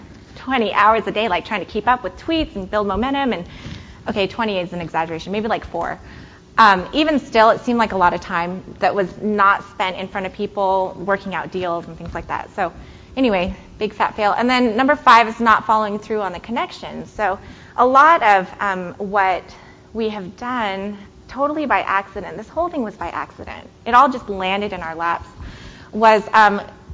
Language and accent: English; San Francisco, California, United States; now in Chicago, United States; I live in Chicago-ish. I live west of Chicago. And I grew up in San Francisco